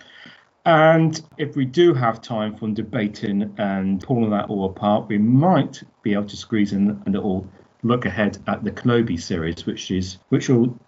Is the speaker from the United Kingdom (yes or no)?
yes; United Kingdom; I am from Great Britain.